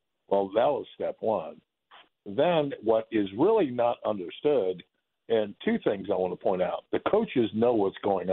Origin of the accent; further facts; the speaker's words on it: Florida, United States; moved away; I grew up and played in Florida